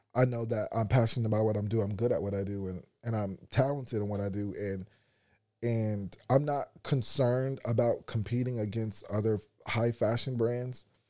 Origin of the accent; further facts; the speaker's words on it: United States; being an American